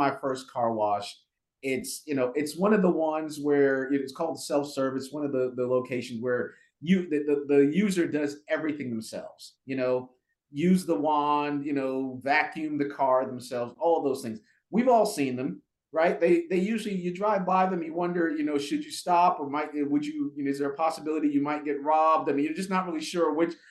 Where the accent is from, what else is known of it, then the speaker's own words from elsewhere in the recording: New York City, New York, United States; moved away as an adult; also born or lived in Jamaica / Maryland / Durham, North Carolina; Grew up in Brooklyn, actually. Moved to Brooklyn when I was, I think, about 5 or 6 years old